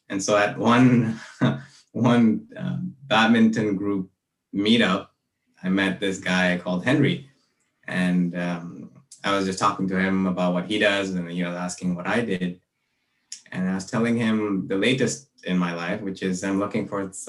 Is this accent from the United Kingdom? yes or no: no; Malaysia; moved away as an adult; also born or lived in Brunei; now in Vancouver, Canada; I grew up in Malaysia and Brunei, and I came here to Vancouver